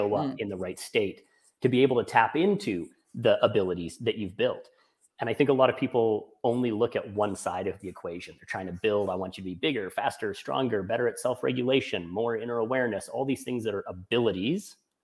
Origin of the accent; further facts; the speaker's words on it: Canada; I'm Canadian